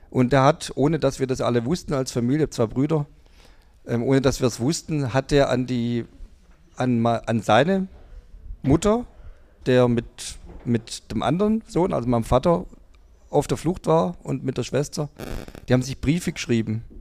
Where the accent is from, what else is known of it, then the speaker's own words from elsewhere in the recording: Kornwestheim, Baden-Württemberg, Germany; ich bin in Convestheim aufgewachsen, da war irgendwie die erste Mannschaft hat da gespielt im Stadion.